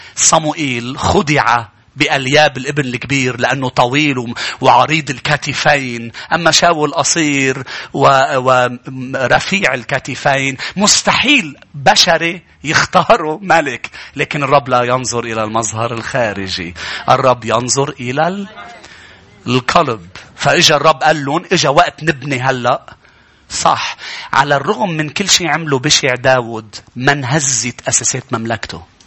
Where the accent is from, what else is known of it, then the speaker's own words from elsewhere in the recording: Lebanon; بلدنا لبنان